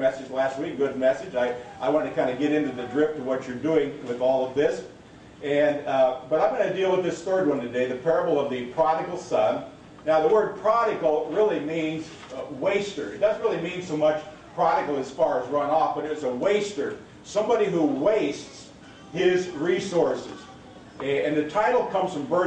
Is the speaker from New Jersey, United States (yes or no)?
no; Seward, Nebraska, United States; I was raised in Seward, Nebraska, and I went to St. John's Lutheran grade school